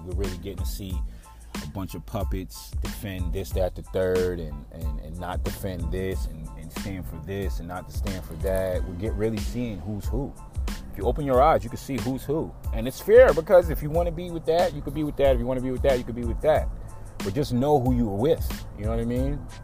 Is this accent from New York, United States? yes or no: yes; New York, United States; now in Atlanta, United States; I remember when I first moved to Atlanta, it was shocking because I come from New York